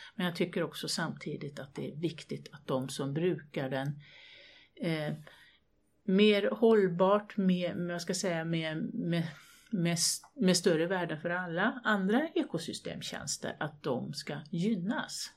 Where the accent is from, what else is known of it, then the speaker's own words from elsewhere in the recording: Värmland, Sweden; also born or lived in Högboda, Kil Municipality; Jag kommer från Värmland, bor på landet